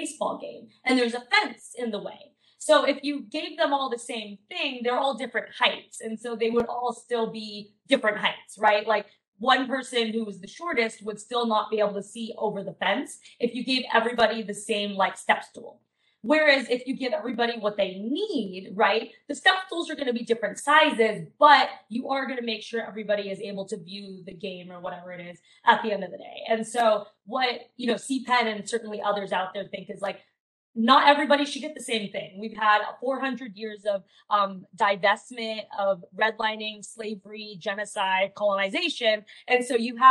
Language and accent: English; San Diego, California, United States; moved away as an adult; also born or lived in China; now in Sacramento, United States; I'm from San Diego, but I work and live in Sacramento currently